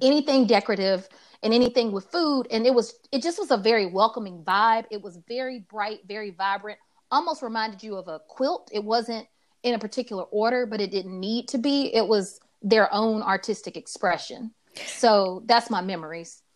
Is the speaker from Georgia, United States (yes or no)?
yes; Atlanta, Georgia, United States; I also grew up in a neighborhood called Adams Park in Atlanta, full of trees